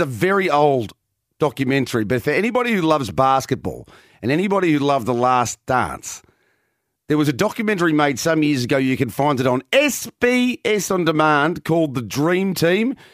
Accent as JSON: {"language": "English", "town": "Geelong", "region": "Victoria", "country": "Australia", "tie": "born or raised there", "said": "I was born and raised in Geelong"}